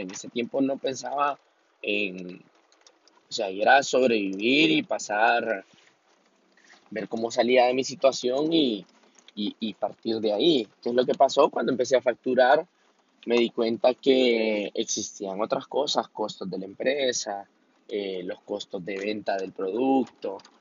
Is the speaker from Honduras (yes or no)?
yes; Honduras; yo soy de Honduras